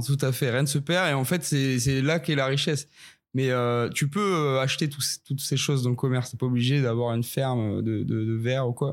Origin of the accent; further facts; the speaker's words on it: Ariège, Occitania, France; je viens des Pyrénées, un petit peu au sud de Toulouse, euh, plus précisément dans le magnifique département de l'Ariège, qui est pas très connu, qui est très sauvage. j'ai grandi là-bas